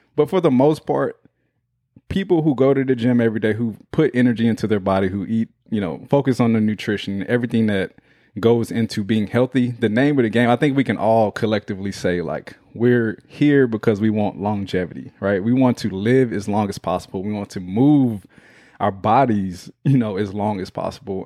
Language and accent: English; Houston, Texas, United States; that's my hometown